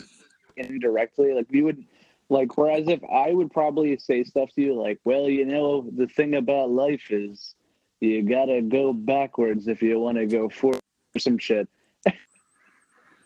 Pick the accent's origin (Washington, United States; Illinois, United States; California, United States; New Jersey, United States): New Jersey, United States; growing up in Jersey